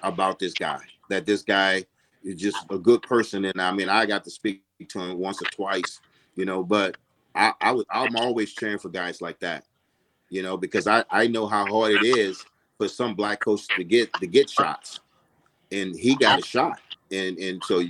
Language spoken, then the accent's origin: English; Louisiana, United States; I'm from Louisiana